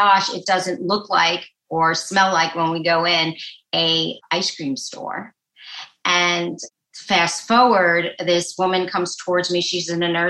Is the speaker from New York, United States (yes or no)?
yes; New York City, New York, United States; moved away as an adult; also born or lived in Manhattan, New York; now in New Jersey, United States; I am a native New Yorker, born in Brooklyn, New York